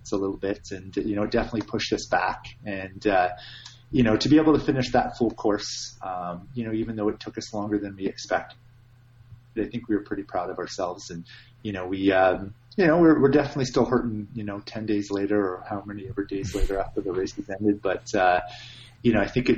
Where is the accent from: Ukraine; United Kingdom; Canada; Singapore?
Canada; being Canadian